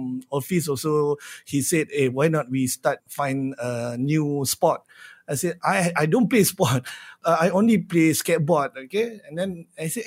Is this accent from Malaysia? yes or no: yes; Shah Alam, Selangor, Malaysia; I'm from Shah Alam